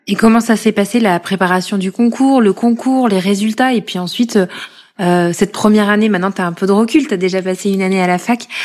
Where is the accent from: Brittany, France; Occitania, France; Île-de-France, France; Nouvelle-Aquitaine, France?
Nouvelle-Aquitaine, France; Corrèze; born or raised there; moved away as an adult; now in Paris, France